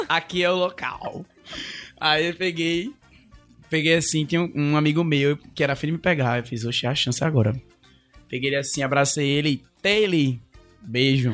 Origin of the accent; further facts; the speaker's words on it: Olinda, Pernambuco, Brazil; moved away as an adult; also born or lived in Recife; now in Fortaleza, Brazil; eu sou de Olinda, na realidade